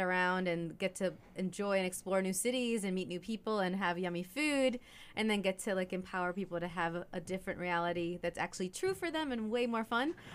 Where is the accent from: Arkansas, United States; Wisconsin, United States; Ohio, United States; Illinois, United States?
Illinois, United States; Chicago; also born or lived in Puerto Rico; now in Savannah, United States; I was born in Puerto Rico um, and raised in Chicagoland, and have been living in Savannah, beautiful Savannah, for uh, about two years